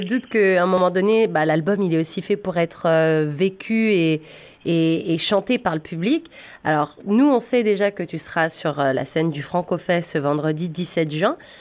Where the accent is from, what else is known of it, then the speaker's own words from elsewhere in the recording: Ontario, Canada; en tant que francophones en Ontario, on est quand même en minorité